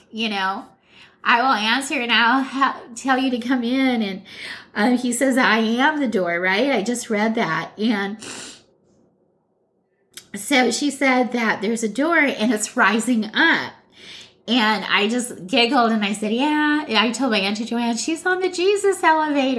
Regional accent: Hawaii, United States; moved away; We all were born and raised in Hawaii, and we came to the mainland in the 70s, late 60s, early 70s

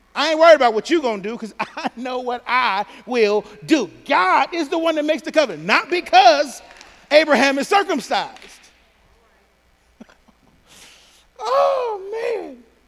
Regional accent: Pontiac, Michigan, United States; I'm from Pontiac.

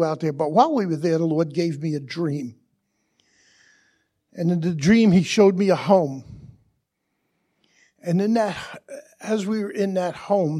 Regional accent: Brooklyn, New York, United States; also born or lived in Long Island; We were born and raised in Brooklyn

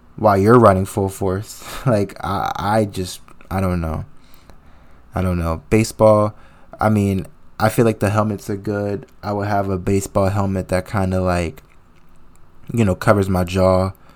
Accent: New Jersey, United States; I hail from the Sweet, Sweet Land of New Jersey

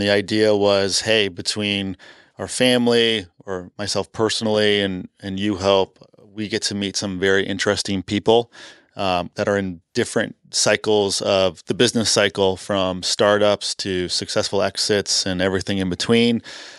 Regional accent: Canada; So you'll hear throughout this entire podcast, I'm from Canada. I get made fun of that all the time.

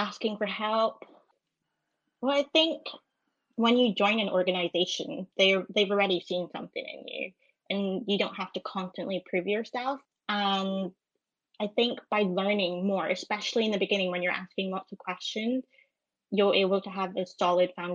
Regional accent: Edinburgh, Scotland, United Kingdom; moved away as an adult; now in London, United Kingdom; I'm from Edinburgh, and I moved to London over in June.

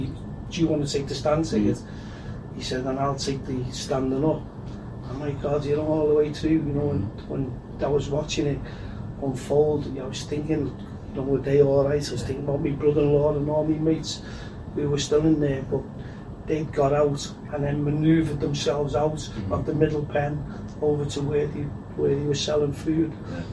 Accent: Liverpool, North West England, United Kingdom; I'm from Liverpool.

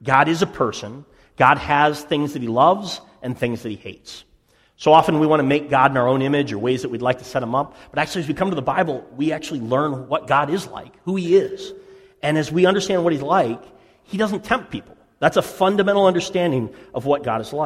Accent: Boston, Massachusetts, United States; as a Bostonian myself

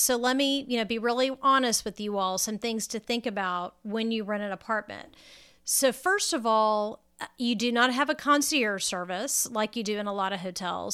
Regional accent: Texas, United States; Now I'm a Texan and you know, we have the air conditioning running about, you know, 13 and a half months out of the year

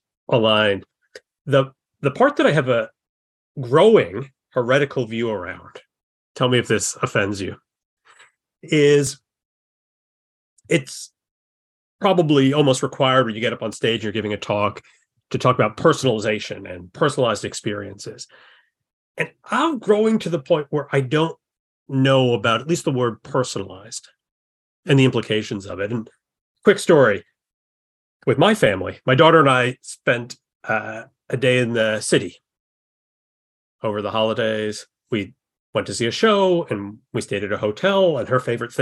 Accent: New York, United States; also born or lived in Mississippi / Texas; I was born in Mississippi, oddly enough, but grew up mostly here in New York.

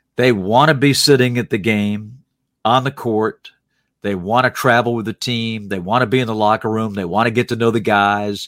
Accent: Salisbury, North Carolina, United States; born or raised there; moved away as an adult; also born or lived in Norfolk, Virginia

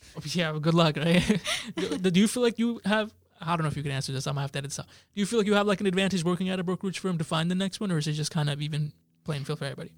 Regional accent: Jersey City, New Jersey, United States; I grew up in Jersey City

